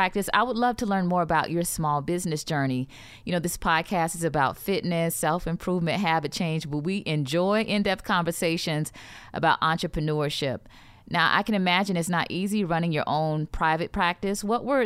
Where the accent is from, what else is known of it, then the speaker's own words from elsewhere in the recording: Detroit, Michigan, United States; I was raised in Detroit